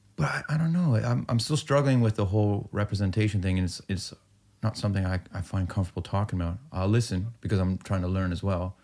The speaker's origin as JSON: {"language": "English", "town": "Peterborough", "region": "Ontario", "country": "Canada", "tie": "born or raised there", "said": "I'm growing up in Peterborough, Ontario, which, real hick, small town, Iranian"}